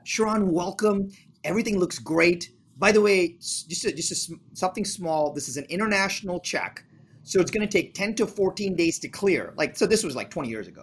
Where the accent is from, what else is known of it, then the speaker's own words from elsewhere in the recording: India; moved away; I'm from India.